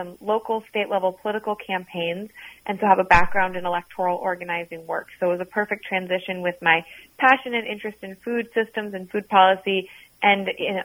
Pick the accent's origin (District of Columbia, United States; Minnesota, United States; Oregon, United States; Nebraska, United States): Minnesota, United States; Minneapolis; also born or lived in Seattle, Washington; I'm from Minneapolis originally, went out to school in Seattle, Washington, and then came back here after graduating